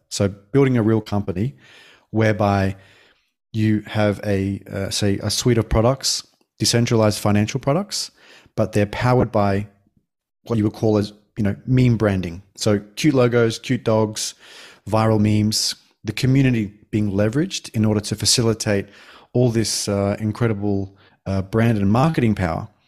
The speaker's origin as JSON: {"language": "English", "country": "Australia", "tie": "born or raised there", "moved": "as an adult", "lives_now": "Denmark", "said": "I'm Australian born"}